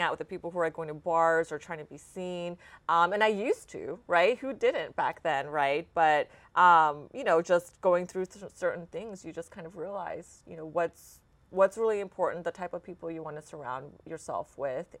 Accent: Dallas, Texas, United States; also born or lived in Austin, United States; now in Houston, United States; I grew up in Dallas

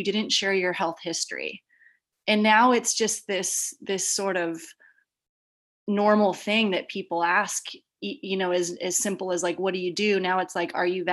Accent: San Diego, California, United States; now in San Francisco, United States; I'm born and raised here. I grew up down in Southern California in San Diego

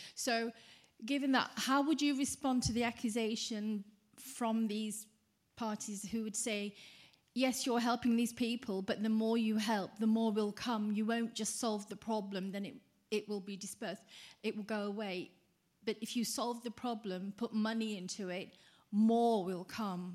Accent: United Kingdom; now in Norway; I live in um, Norway, but I'm originally from Britain

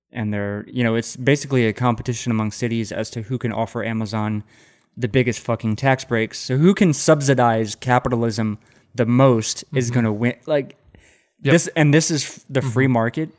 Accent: Central Texas, United States; now in Austin, United States; I am born and raised in Central Texas, mm-hmm. and I grew up on a fucking cattle ranch

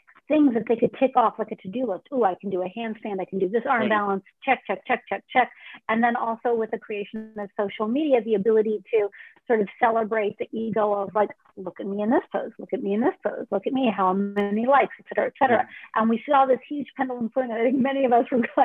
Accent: Mill Valley, California, United States; moved away as an adult; also born or lived in New York; raised in Mill Valley

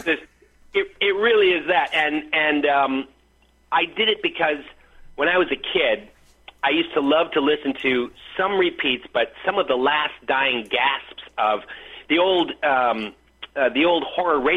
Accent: Detroit, Michigan, United States; I grew up in Detroit

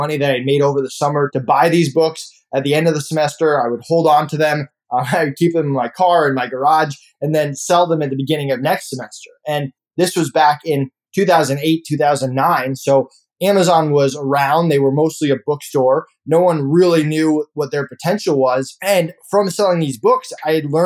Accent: Longmeadow, Massachusetts, United States; I grew up in Longmeadow, Massachusetts. I actually lived in East Longmeadow, but I went to school in Longmeadow

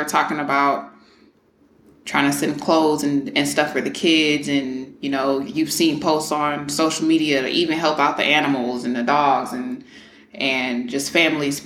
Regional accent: Houston, Texas, United States; moved away; I don't live in Houston, but I'm from Houston

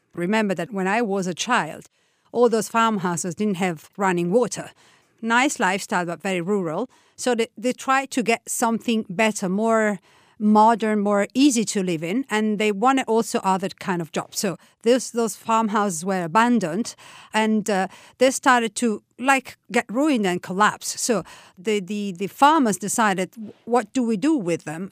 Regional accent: Tuscany, Italy; now in Umbria, Italy; I was born in Tuscany, from a half Tuscanian, half, uh, Roman family. I live in Umbria

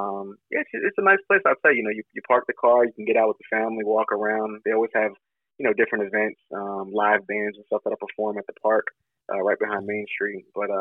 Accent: Philadelphia, Pennsylvania, United States; moved away as an adult; also born or lived in Simpsonville, South Carolina; now in Fountain Inn, United States; I'm actually from the Philadelphia area, like Philadelphia, Pennsylvania.

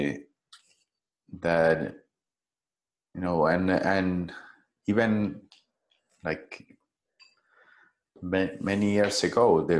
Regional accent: Buenos Aires, Argentina; now in Costa Rica; I grew up in a big city. I was born in Argentina, in Buenos Aires, and I was sent to a traditional school

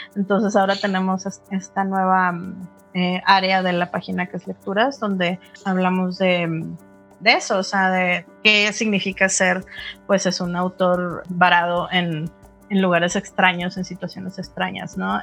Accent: Monterrey, Nuevo León, Mexico; now in Mexico City, Mexico; yo soy regia

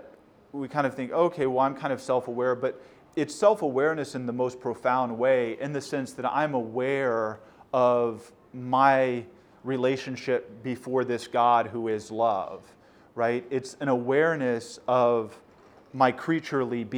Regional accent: Houston, Texas, United States; moved away as an adult; now in Baltimore, United States; I'm from Houston

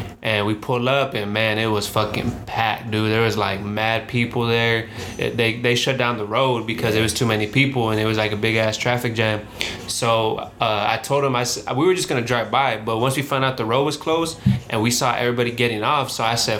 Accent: the Valley, California, United States; now in Los Angeles, United States; we're from the Valley. We're from, you know, not from LA.

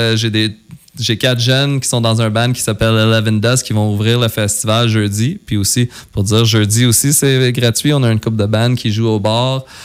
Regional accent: West, Quebec, Canada; je suis super fier d'être du coin d'ici. Oui. Tu sais, moi, j'ai grandi à West toute ma vie

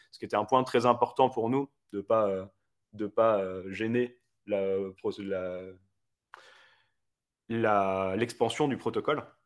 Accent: Paris, Île-de-France, France; moved away as an adult; now in Geneva, Switzerland; moi, je suis parisien de base

